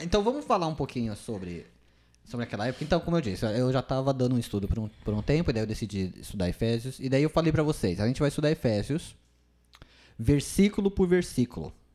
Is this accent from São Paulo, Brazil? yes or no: yes; São Bernardo do Campo, São Paulo, Brazil; moved away as an adult; now in São José do Rio Preto, Brazil; eu sou de São Bernardo do Campo, São Paulo